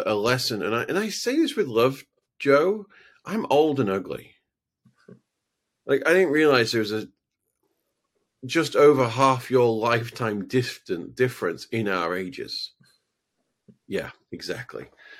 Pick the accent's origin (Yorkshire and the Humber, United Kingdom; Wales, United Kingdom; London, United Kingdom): Yorkshire and the Humber, United Kingdom; Halifax; I'm from Halifax. I have no stake in this.